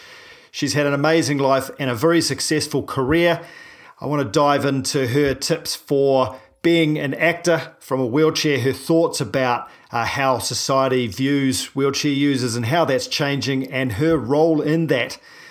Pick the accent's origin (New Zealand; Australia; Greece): New Zealand; I'm a paraplegic from New Zealand